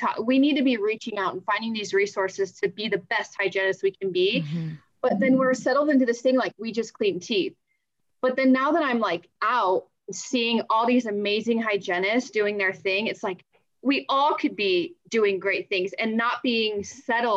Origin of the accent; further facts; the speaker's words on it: Northern Nevada, United States; also born or lived in Colorado; my family and I moved to Northern Nevada when I was, like 5 years old